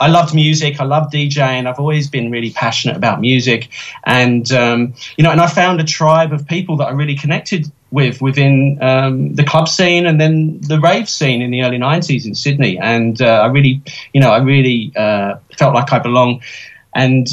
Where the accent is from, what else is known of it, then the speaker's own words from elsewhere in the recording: London, United Kingdom; now in Australia; I grew up in the East End of London, one of the poorest areas of Britain, very working class